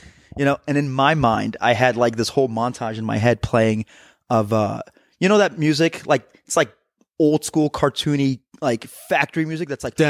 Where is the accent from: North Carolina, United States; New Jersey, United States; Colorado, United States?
New Jersey, United States; playing into the whole I'm from Jersey, so playing some, like, fist pumping.